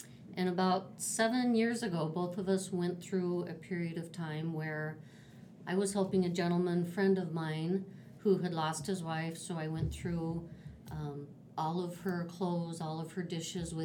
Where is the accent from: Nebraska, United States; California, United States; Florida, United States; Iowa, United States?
Nebraska, United States; Western; moved away as an adult; also born or lived in St. Croix Valley, Minnesota; now in Minnesota, United States; I am originally from Western Nebraska